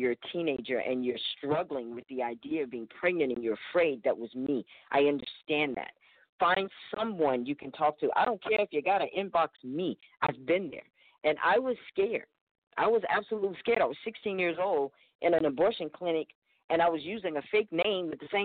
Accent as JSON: {"language": "English", "region": "Alabama", "country": "United States", "tie": "born or raised there", "said": "growing up in Alabama"}